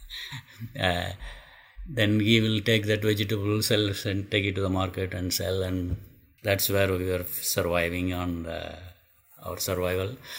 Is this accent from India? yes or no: yes; India; moved away as an adult; also born or lived in Madras; nobody went to school from my hometown at the time